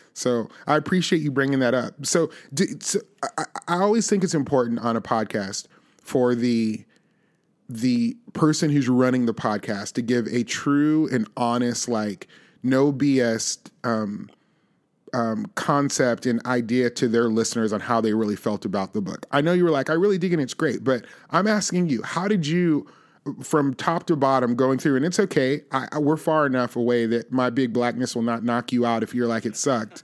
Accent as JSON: {"language": "English", "town": "Las Vegas", "region": "Nevada", "country": "United States", "tie": "born or raised there", "moved": "yes", "lives_now": "Nashville, United States", "said": "I grew up in Las Vegas, Nevada"}